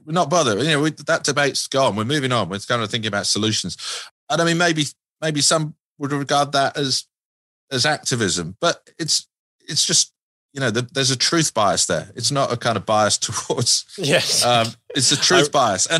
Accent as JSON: {"language": "English", "country": "United Kingdom", "moved": "yes", "said": "I'm a Brit."}